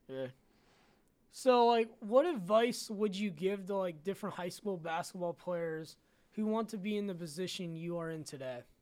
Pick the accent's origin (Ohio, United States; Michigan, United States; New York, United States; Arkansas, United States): Ohio, United States; Canton; I'm from Canton